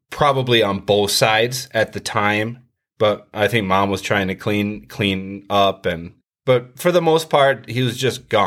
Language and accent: English; Richmond, United States; Well, uh, I grew up here in Richmond, um, born and born and raised.